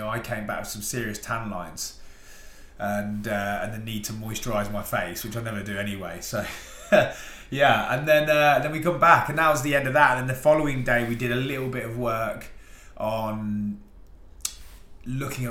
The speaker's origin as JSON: {"language": "English", "town": "Rushden", "region": "East Midlands", "country": "United Kingdom", "said": "I'm from Rushden in Northamptonshire"}